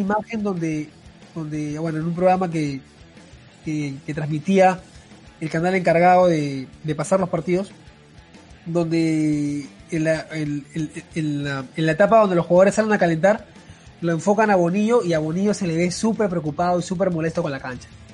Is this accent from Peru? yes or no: yes; Peru; como peruanos